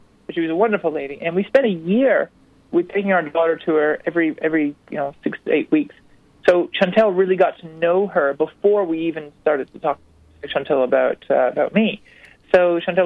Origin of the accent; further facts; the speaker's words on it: United States; we're Americans